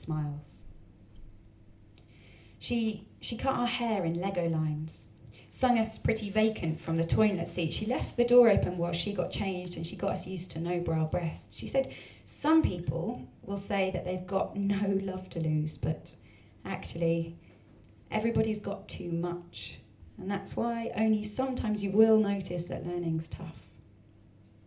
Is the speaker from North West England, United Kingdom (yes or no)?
no; Essex, East of England, United Kingdom; I'm from Essex, and it's taking me a very long time to actually be willing to tell people I'm from Essex